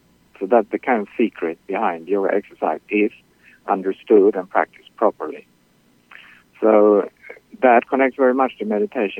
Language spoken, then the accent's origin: English; Sweden; now in Queens, New York, United States; Originally, I'm from Sweden.